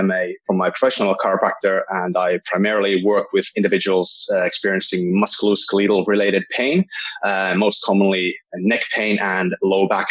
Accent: Finland; also born or lived in Wales, United Kingdom; I'm from Finland.

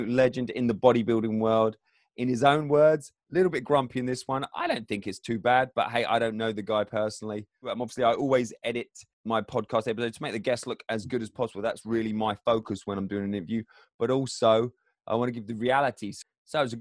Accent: England, United Kingdom; I'm English

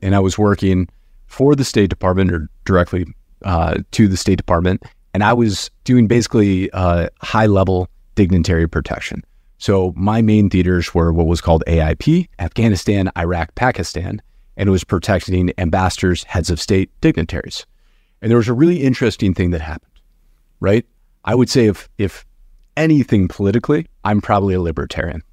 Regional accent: outside of Detroit, Michigan, United States; I grew up very poor outside of Detroit

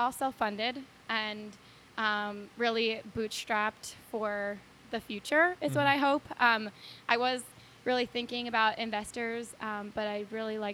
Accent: Iowa, United States; I'm from Iowa, a small town in Iowa. Awesome community, great people

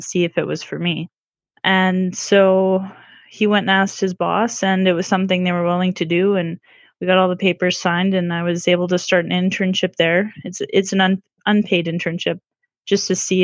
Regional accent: Manitoba, Canada; I'm from Manitoba, Canada.

